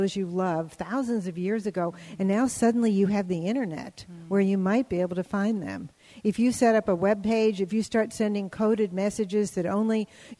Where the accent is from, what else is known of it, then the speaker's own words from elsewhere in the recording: New Orleans, Louisiana, United States; moved away; I was born in New Orleans, very old-fashioned city